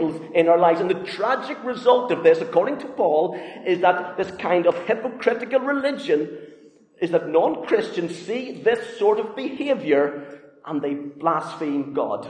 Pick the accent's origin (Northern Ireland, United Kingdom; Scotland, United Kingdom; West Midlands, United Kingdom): Northern Ireland, United Kingdom; moved away; Growing up in Northern Ireland